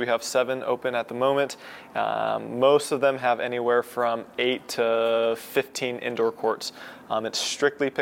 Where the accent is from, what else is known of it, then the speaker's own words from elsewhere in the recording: Utah, United States; I'm from Utah